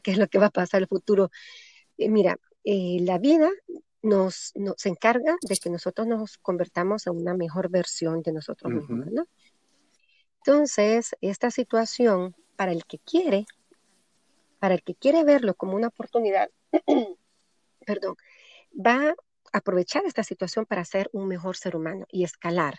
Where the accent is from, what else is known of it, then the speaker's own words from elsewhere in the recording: Honduras; moved away; en mi país, en Honduras